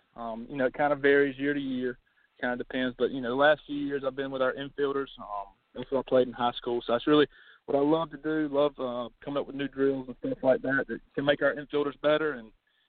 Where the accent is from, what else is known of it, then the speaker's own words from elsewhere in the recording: Saluda, South Carolina, United States; Well, you know, born and raised in Saluda, graduated from Saluda High School in, you know, 2012